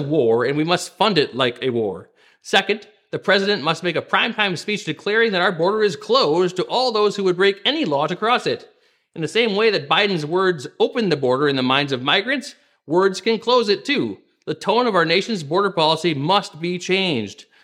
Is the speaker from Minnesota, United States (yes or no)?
yes; Minnesota, United States; my home state of Minnesota here